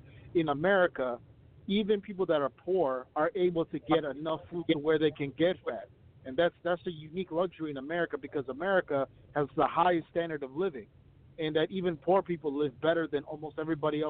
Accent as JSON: {"language": "English", "country": "Ethiopia", "moved": "yes", "lives_now": "United States", "said": "I'm from Ethiopia"}